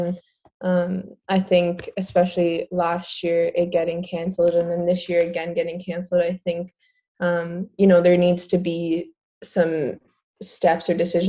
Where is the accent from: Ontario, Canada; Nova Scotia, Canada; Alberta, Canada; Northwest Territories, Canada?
Ontario, Canada; Burlington; moved away; we're both from Burlington, Ontario, which is pretty cool.